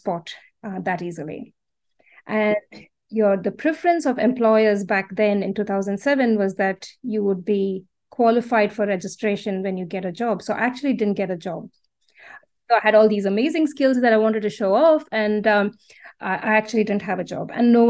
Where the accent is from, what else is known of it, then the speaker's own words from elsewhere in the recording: Mangalore, Karnataka, India; moved away as an adult; now in Australia; I was born and raised in a beautiful coastal town in the south of India called Mangalore